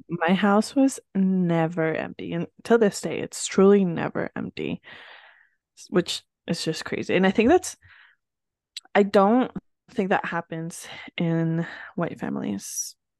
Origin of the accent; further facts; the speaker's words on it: northern New Jersey, United States; English is a second language; where I grew up in New Jersey, for those of you that didn't know, and I grew up in northern Jersey